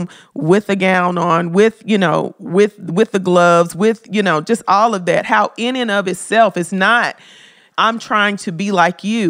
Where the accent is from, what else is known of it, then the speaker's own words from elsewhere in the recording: Memphis, Tennessee, United States; I love Memphis. That's my hometown.